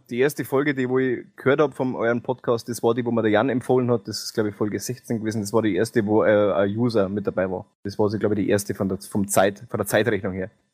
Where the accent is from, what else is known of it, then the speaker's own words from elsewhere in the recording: Bavaria, Germany; bei uns in Bayern